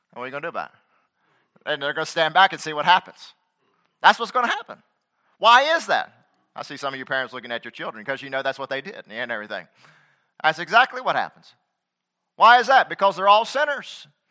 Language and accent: English; United States; I'm a citizen of America